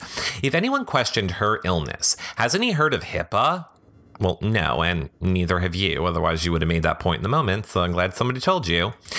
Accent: Midwest, United States; I grew up in the Midwest, where I come from.

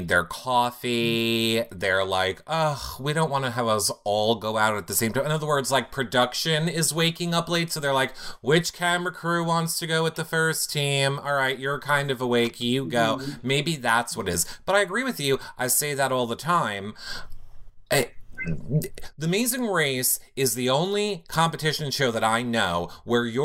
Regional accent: New York, United States; I'm from New York

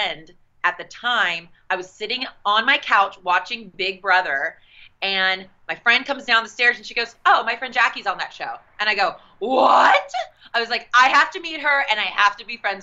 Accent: South Carolina, United States; also born or lived in Las Vegas; we're all from South Carolina

